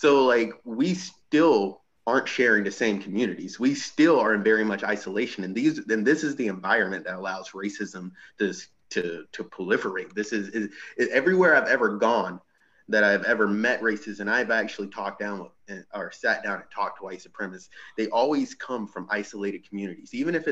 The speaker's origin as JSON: {"language": "English", "town": "Thomasville", "region": "Georgia", "country": "United States", "tie": "born or raised there", "moved": "yes", "lives_now": "North Dakota, United States", "said": "Growing up in the South, I'm from a town called Thomasville, Georgia"}